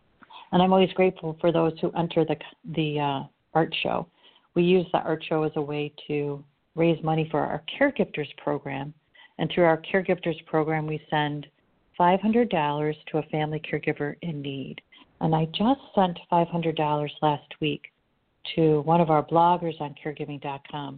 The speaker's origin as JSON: {"language": "English", "town": "Chicago", "region": "Illinois", "country": "United States", "said": "I'm from Chicago and I'm Irish"}